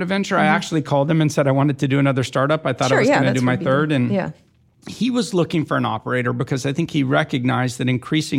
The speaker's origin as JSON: {"language": "English", "region": "California", "country": "United States", "tie": "born or raised there", "said": "I'm actually not from LA. I grew up in Northern California, and I grew up a software developer."}